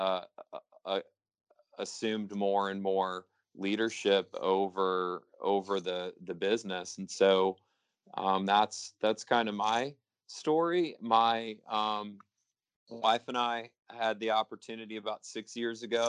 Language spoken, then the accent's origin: English; St. Louis, Missouri, United States; moved away; also born or lived in Jackson Hole, Wyoming; I grew up in St. Louis, Missouri, big Catholic family, oldest of seven kids